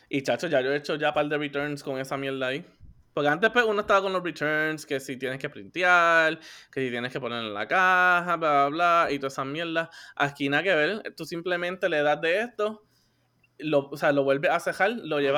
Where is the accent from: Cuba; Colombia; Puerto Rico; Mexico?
Puerto Rico; La edad de esto, pues aquí todos somos boricuas, todo el mundo sabe lo